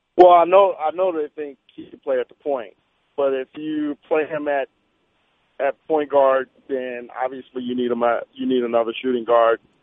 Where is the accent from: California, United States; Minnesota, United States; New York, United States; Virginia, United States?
New York, United States; now in Salt Lake City, United States; I'm from New York